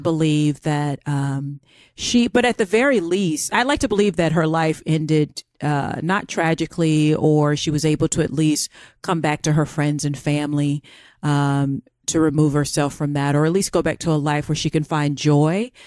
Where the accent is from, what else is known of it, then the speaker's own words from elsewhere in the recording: Florida, United States; accent: American; moved away; I'm from Florida